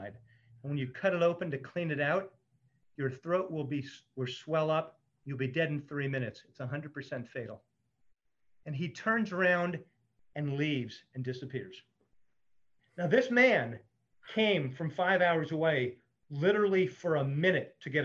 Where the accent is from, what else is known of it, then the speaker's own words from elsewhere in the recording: New Jersey, United States; I grew up in New Jersey catching blowfish